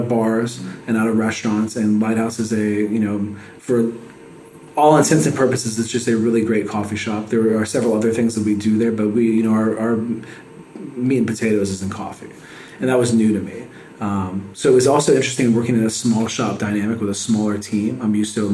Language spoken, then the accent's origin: English; San Antonio, Texas, United States; also born or lived in California / Oregon / Salem, Oregon / Medford, Oregon; now in Waco, United States; I grew up in San Antonio